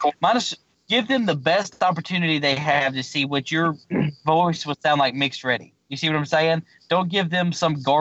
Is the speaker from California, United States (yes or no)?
no; Mississippi, United States; moved away as an adult; also born or lived in Alabama; now in Texas, United States; We moved from Alabama to Mississippi